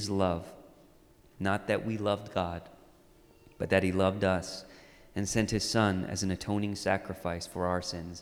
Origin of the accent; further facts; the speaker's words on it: Orange County, California, United States; When I was growing up, I grew up in Orange County